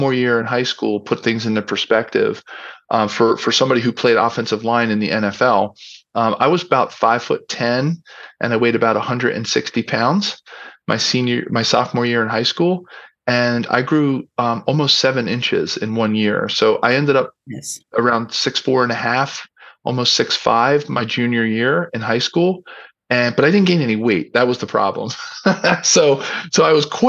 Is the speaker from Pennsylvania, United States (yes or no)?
yes; Philadelphia, Pennsylvania, United States; I grew up in Philadelphia. I was born in city in South Philadelphia